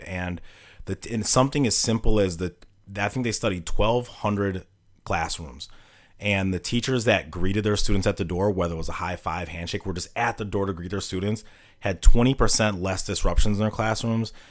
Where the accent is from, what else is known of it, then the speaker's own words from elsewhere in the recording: Milwaukee, Wisconsin, United States; also born or lived in Saint Cloud, Minnesota; I'm born and raised in Milwaukee